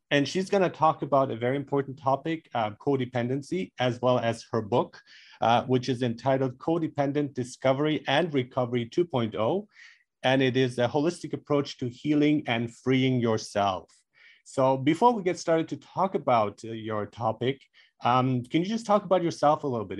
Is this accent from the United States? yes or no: no; Germany; moved away; I grew up in Germany where people are more frank